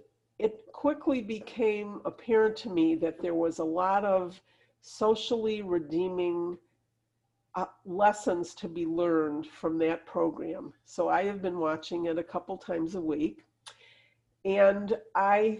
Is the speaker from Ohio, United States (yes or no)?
no; Detroit, Michigan, United States; I'm from Detroit